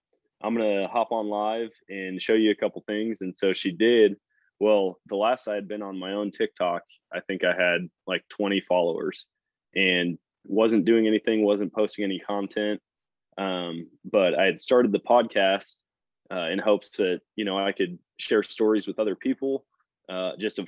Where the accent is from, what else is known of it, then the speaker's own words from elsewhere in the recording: Wisconsin, United States; moved away as an adult; now in Missouri, United States; I grew up in Wisconsin, started hunting up there